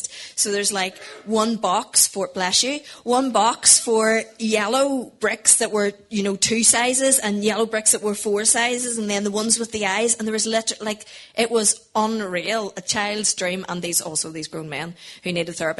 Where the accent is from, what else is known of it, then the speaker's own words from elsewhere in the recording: Portadown, Northern Ireland, United Kingdom; We are from Portadown originally